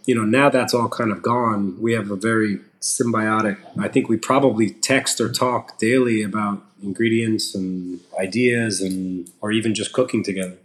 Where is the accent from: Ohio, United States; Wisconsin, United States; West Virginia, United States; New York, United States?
New York, United States; Long Island; we grew up in Long Island so I wasn't like a city kid